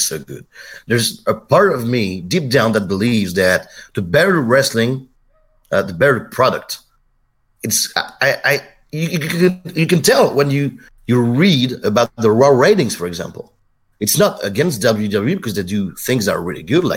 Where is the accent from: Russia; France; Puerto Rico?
France